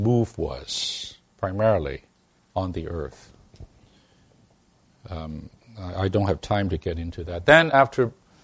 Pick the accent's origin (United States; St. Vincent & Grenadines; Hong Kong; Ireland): Hong Kong; moved away; I came from Hong Kong